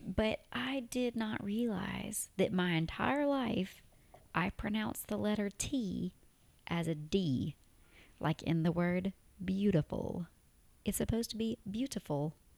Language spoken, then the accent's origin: English; Tennessee, United States; accent: Tennessee; moved away as an adult; now in Abu Dhabi, United Arab Emirates; I had my Tennessee accent speaking Arabic